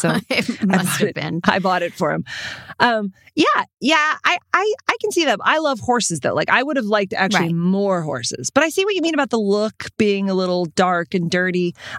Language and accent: English; Texas, United States; also born or lived in South Dakota; That is not a thing ever in Texas where I grew up or in South Dakota where I grew up.